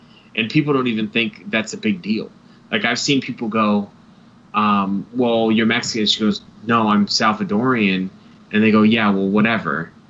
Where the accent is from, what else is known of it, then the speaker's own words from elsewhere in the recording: Ireland; But people will say you're Scottish, right? No, I'm Irish.